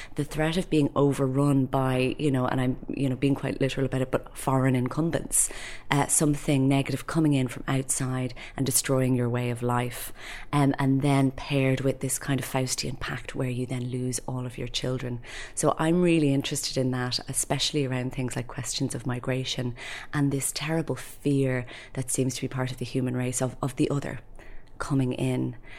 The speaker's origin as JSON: {"language": "English", "town": "Dublin", "region": "Leinster", "country": "Ireland", "said": "I'm a poet from Dublin"}